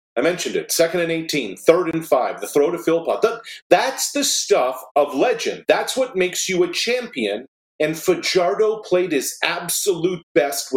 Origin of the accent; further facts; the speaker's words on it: Nova Scotia, Canada; growing up in Nova Scotia, our CBS affiliate was Detroit for the longest time